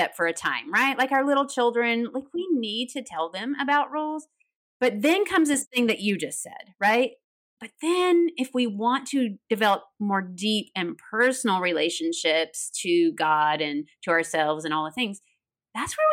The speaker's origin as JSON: {"language": "English", "region": "Tennessee", "country": "United States", "tie": "born or raised there", "said": "I grew up in Tennessee. You might hear a little bit of accent"}